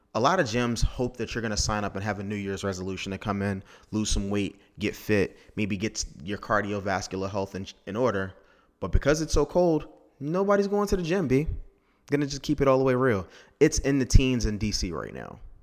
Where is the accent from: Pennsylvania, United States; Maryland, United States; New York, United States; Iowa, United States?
Maryland, United States; Technically, I'm from Maryland.